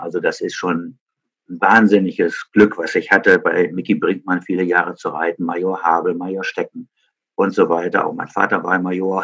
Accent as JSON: {"language": "German", "country": "Germany", "tie": "born or raised there", "said": "in meiner Heimatstadt Frieden"}